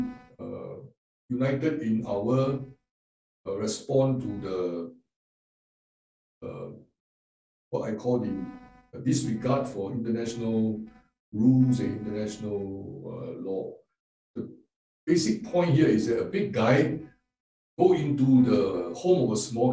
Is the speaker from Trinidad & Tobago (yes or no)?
no; Singapore; I am from Singapore, which is a city state